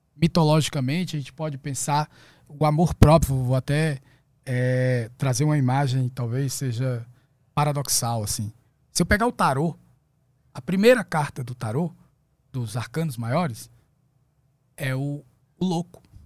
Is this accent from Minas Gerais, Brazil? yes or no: no; Fortaleza, Ceará, Brazil; nasci em Fortaleza, no Ceará.